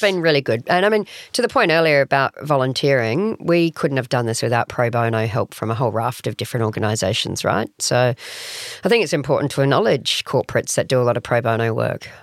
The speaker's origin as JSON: {"language": "English", "town": "Adelaide", "region": "South Australia", "country": "Australia", "tie": "born or raised there", "moved": "yes", "lives_now": "Sydney, Australia", "said": "so I grew up in Adelaide"}